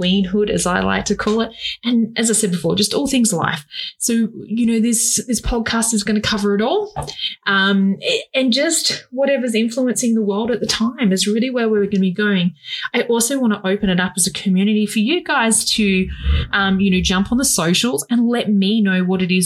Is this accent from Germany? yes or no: no; Australia; I am an Australian fashion designer